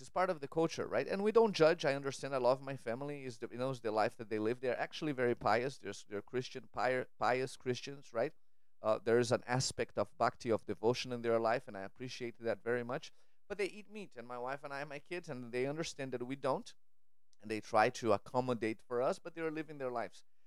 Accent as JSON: {"language": "English", "country": "Brazil", "tie": "born or raised there", "moved": "yes", "said": "I grew up in Brazil"}